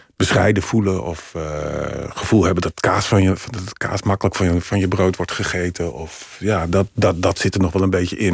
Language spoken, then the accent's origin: Dutch; Emmen, Drenthe, Netherlands; moved away; in mijn eigen straat in Emmen, waar ik ben opgegroeid